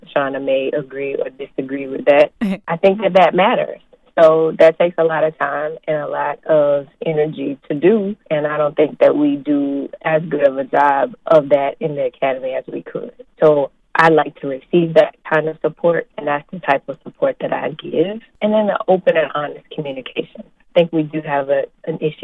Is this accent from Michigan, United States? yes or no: no; Houston, Texas, United States; moved away as an adult; now in Florida, United States; I am originally from Houston, Texas